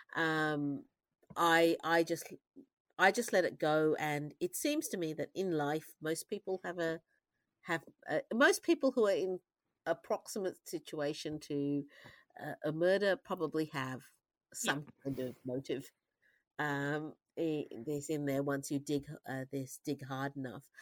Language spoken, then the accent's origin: English; Australia; I'm an Australian, so I, I understand the way Australians look at the world